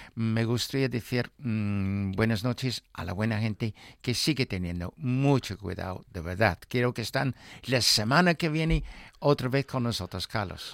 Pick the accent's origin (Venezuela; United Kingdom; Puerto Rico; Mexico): United Kingdom; Newmarket, East of England; moved away; mi pueblo, Newmarket. Sí. Porque sabes que mi, mi pueblo huele de caballos